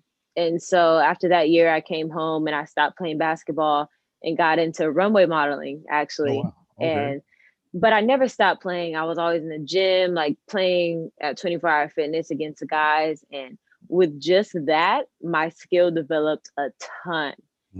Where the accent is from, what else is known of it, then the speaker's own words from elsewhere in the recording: Carson, California, United States; I'm 23 years old, and I'm from Carson, California.